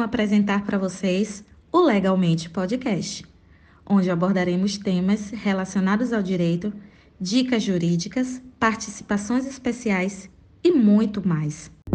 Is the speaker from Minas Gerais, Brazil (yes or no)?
no; Salvador, Bahia, Brazil; sou de Salvador, Bahia